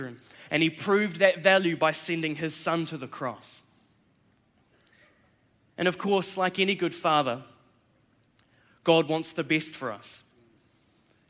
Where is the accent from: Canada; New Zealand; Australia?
New Zealand; I'm a Kiwi. I was born here in New Zealand, born and raised